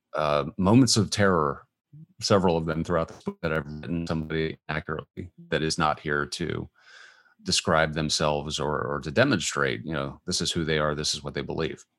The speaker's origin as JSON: {"language": "English", "town": "Washington", "region": "District of Columbia", "country": "United States", "tie": "born or raised there", "moved": "yes", "lives_now": "Atlanta, United States", "said": "my hometown, uh, Washington, D C."}